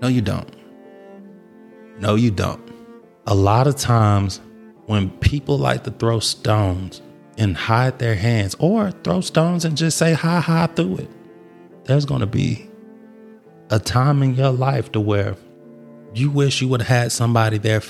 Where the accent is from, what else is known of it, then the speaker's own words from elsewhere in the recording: Atlanta, Georgia, United States; I grew up in Atlanta